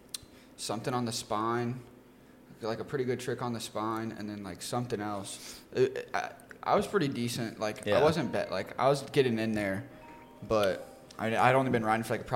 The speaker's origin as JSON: {"language": "English", "town": "Arlington", "region": "Texas", "country": "United States", "tie": "born or raised there", "also_born_or_lived": "Austin, Texas", "said": "I'm from Arlington, Texas. Born and raised."}